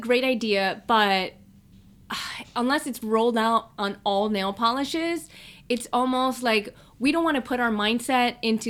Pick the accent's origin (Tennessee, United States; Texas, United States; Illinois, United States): Illinois, United States; Chicago; I'm from Chicago. Grew up super cold.